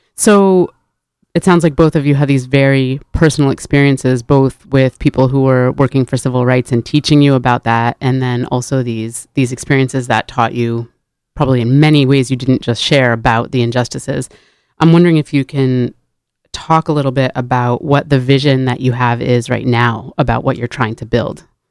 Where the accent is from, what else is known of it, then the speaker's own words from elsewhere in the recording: New Haven, Connecticut, United States; growing up in New Haven